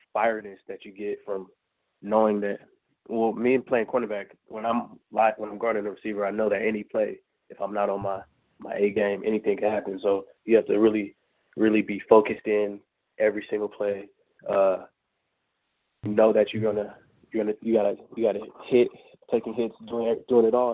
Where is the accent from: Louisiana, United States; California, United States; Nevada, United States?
California, United States; Bay Area, Northern; I'm from the Bay Area